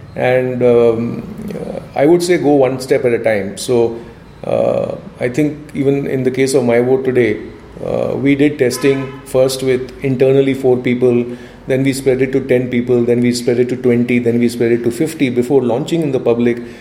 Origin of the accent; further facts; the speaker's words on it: India; being an Indian